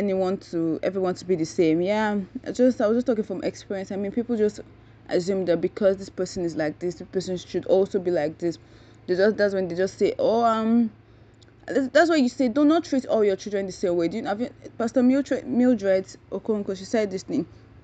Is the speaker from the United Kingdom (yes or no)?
no; Nigeria; I'm a Nigerian